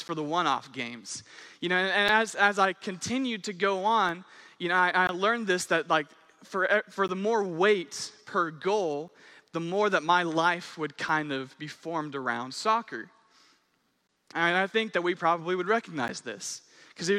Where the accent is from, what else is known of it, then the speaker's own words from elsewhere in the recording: Owasso, Oklahoma, United States; I'm from Owosso